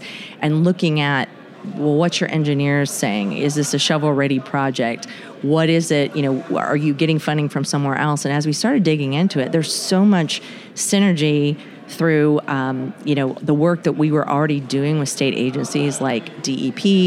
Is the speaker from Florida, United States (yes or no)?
yes; North Florida, United States; we're all from North Florida, so you know we speak the same language and probably have the same accent.